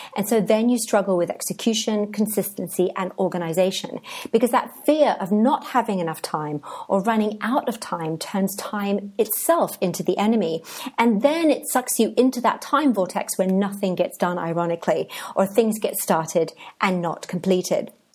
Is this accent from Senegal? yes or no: no; England, United Kingdom; moved away as an adult; also born or lived in Cadiz, Spain; now in Oaxaca, Mexico